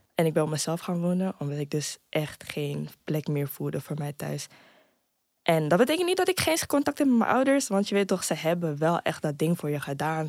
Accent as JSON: {"language": "Dutch", "town": "Amsterdam", "region": "North Holland", "country": "Netherlands", "said": "Ik kom uit Amsterdam-Zuidoost."}